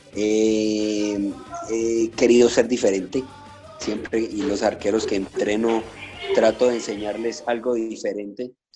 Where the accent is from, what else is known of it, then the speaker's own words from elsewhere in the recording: Popayán, Cauca, Colombia; moved away; yo de niño soy de Popayán, mi, ciudad más cercana era Cali